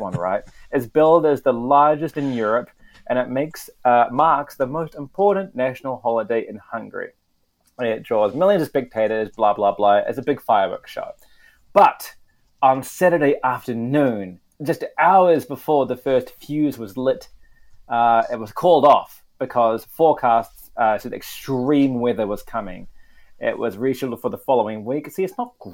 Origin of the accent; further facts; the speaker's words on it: New Zealand; in my home country, New Zealand